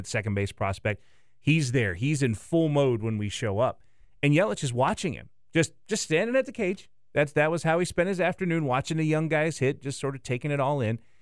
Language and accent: English; the South, United States; now in Milwaukee, United States; I grew up in the South